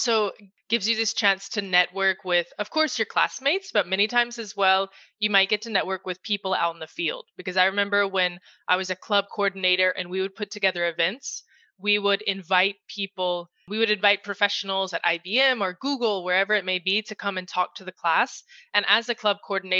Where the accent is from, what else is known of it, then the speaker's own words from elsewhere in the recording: United States; moved away as an adult; also born or lived in Madrid, Spain; brought me back to my home country, the US, and now I'm based in New York City